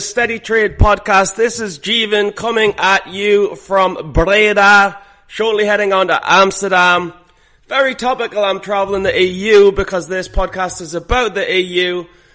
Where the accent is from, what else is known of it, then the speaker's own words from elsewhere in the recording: United Kingdom; moved away; British citizens